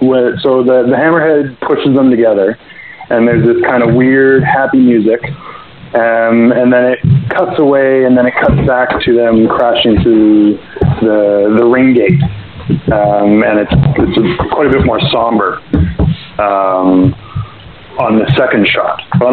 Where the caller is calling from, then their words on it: Canada; I'm calling from Canada.